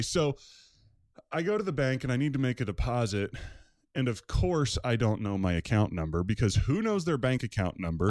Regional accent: Maryland, United States; moved away as an adult; now in Newton, United States; I grew up in Maryland, probably about an hour, hour, fifteen minutes outside of Washington, D C

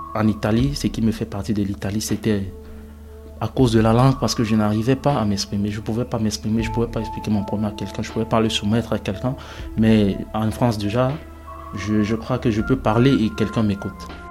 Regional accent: Cameroon; moved away as an adult; also born or lived in Nigeria / Niger / Libya; je suis parti du Cameroun justement parce que, après la mort de mes parents, tout a basculé dans ma vie

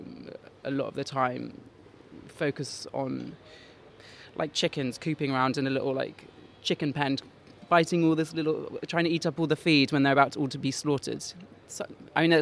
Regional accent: London, United Kingdom; I grew up in West London, and the Borough of Kensington is a very sort of Conservative Tory area

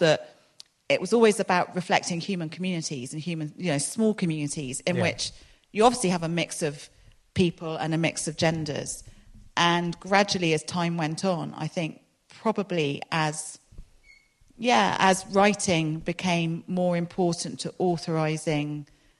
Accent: London, United Kingdom; moved away as an adult; now in Exeter, United Kingdom; I grew up in London

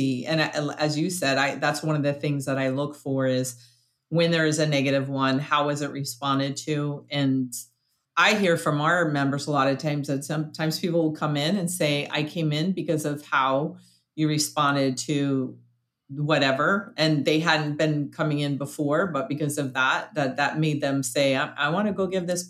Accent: New York, United States; it might be because I grew up in New York

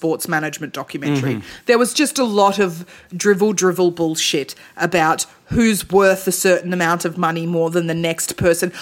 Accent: Melbourne, Victoria, Australia; also born or lived in Tasmania; I was 9 years old when I moved from Tassie to Melbourne

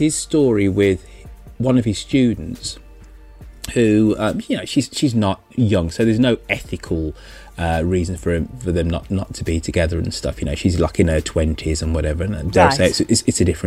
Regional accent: Birmingham, West Midlands, United Kingdom; As somebody who's from Birmingham, you know, so the Midlands

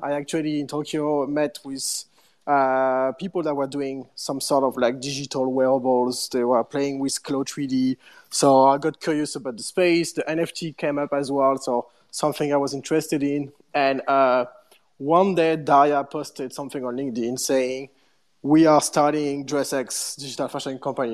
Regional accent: Paris, Île-de-France, France; moved away as an adult; also born or lived in London; I'm from Paris, but uh, I just moved

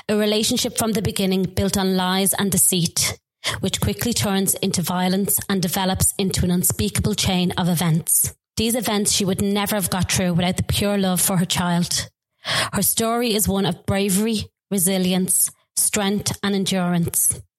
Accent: Swords, Leinster, Ireland; moved away as an adult; also born or lived in Cyprus; I'm from Swords.

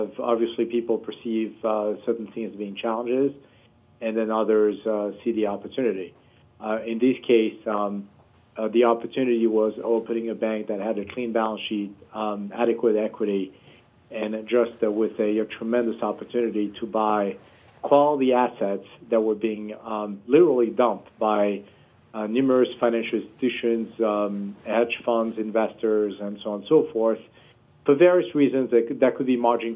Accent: Paris, Île-de-France, France; moved away as an adult; now in United States; I was born and raised in Paris, France

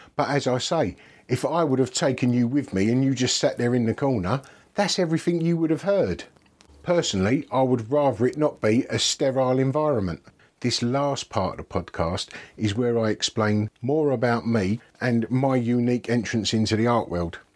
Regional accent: Dagenham, London, United Kingdom; I grew up in Dagenham, Essex.

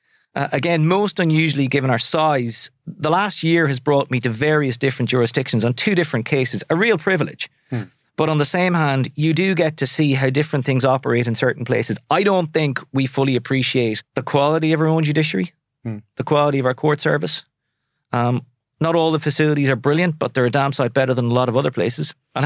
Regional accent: Sligo, Connacht, Ireland; I'm from Sligo. I'll always say, I mean, I'm hugely proud Sligo man. It'll always be home, but I'll never necessarily live there.

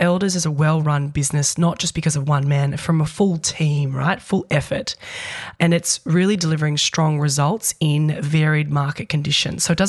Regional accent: New Zealand; now in Australia; I'm a Kiwi born and bred there.

